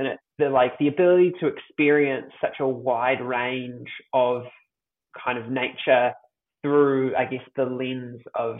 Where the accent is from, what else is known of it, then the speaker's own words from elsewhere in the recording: Auckland, New Zealand; Yes, born and bred in Tamaki Makaurau, Auckland, New Zealand.